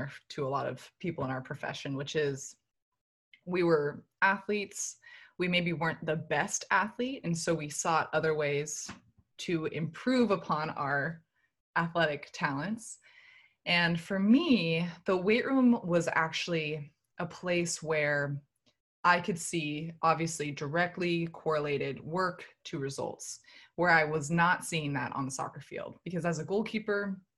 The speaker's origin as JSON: {"language": "English", "town": "Palo Alto", "region": "California", "country": "United States", "tie": "born or raised there", "also_born_or_lived": "Durham, North Carolina / Kansas", "moved": "as an adult", "said": "I was born and raised in Palo Alto, California, Northern California"}